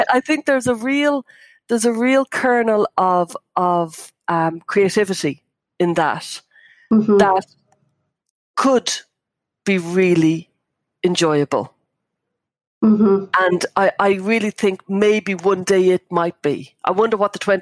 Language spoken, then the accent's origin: English; Ireland; I grew up in Catholic Ireland